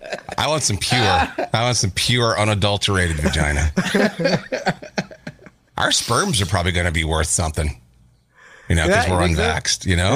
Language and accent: English; Minnesota, United States; moved away; when I go home to Minnesota